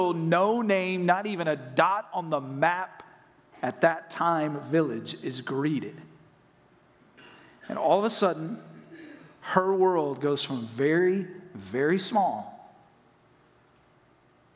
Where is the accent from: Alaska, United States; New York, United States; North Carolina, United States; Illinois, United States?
North Carolina, United States; Saluda; moved away as an adult; also born or lived in Hendersonville, North Carolina; now in Florida, United States; I grew up just south of Flat Rock, just outside of a little town called Saluda, population 524